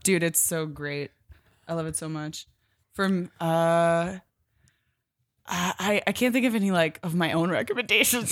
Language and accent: English; Pennsylvania, United States; I'm from Pennsylvania